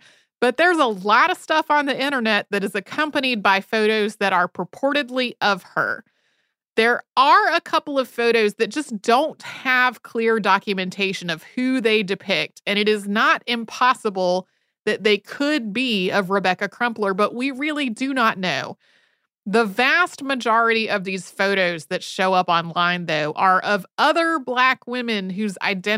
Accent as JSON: {"language": "English", "town": "King's Lynn", "region": "East of England", "country": "United Kingdom", "tie": "born or raised there", "said": "as well as my hometown of King's Lynn."}